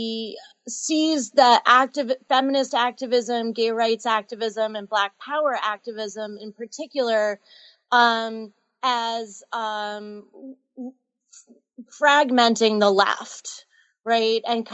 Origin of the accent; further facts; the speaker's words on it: Andover, Massachusetts, United States; I grew up in Andover, Massachusetts